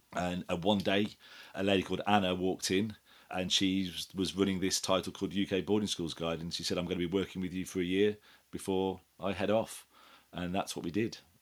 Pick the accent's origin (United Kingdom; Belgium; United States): United Kingdom; Wolverhampton, West Midlands; now in Epsom, United Kingdom; we're heading up to Wolverhampton, where, where I'm originally from